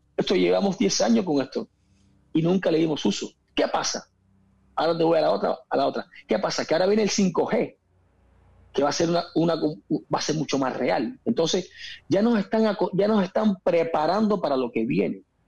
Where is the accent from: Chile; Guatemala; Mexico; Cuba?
Cuba; moved away as an adult; also born or lived in Spain; yo me fui muy joven de Cuba, me fui con 19 años de Cuba